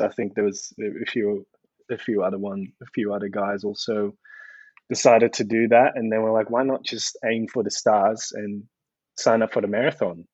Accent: Netherlands; moved away as an adult; also born or lived in Delft, Netherlands; now in Melbourne, Australia; Born and raised in the Netherlands

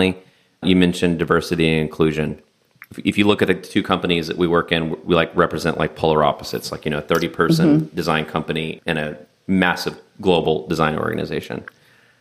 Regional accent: West Texas, United States; moved away as an adult; also born or lived in New York City; I was born and raised in West Texas

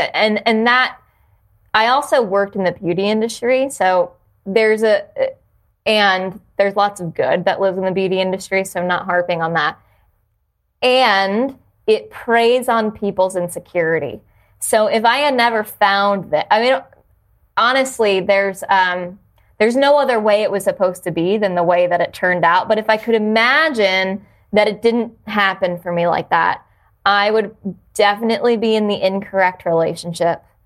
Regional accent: New Jersey, United States; moved away; also born or lived in Jacksonville / Washington, D.C.; I grew up in New Jersey

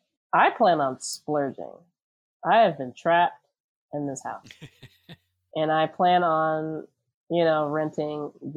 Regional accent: Virginia, United States; I'm from Virginia too.

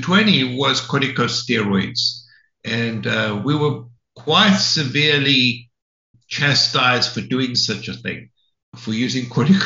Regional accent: South Africa; moved away as an adult; also born or lived in London, Ontario, Canada; now in United States; So I'm South African. I did my training in South Africa in internal medicine.

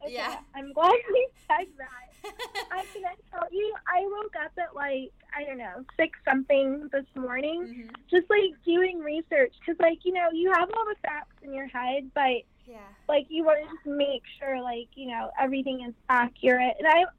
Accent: St. Vincent & Grenadines; born or raised there; also born or lived in New York, United States / Los Angeles, United States; now in United States

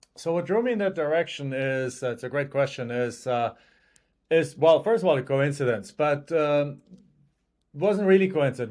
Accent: Germany; English is a second language; moved away as an adult; now in United States

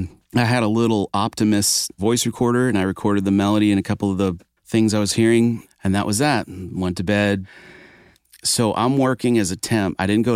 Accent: Maine, United States; So I grew up in Maine playing guitar on a dirt road in a small bedroom in a mobile home in the woods, a gravel road, mind you.

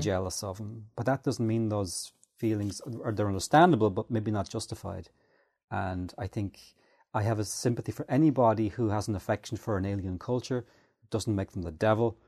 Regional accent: Ireland; I'm Irish

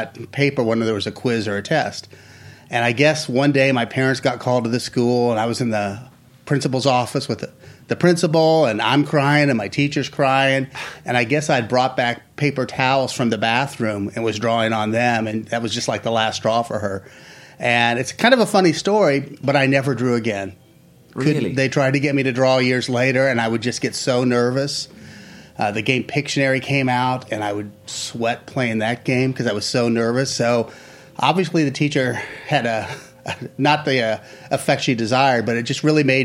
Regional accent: Kansas City, Missouri, United States; now in Florida, United States; I'm from Kansas City. I was going back the next week to see my dad

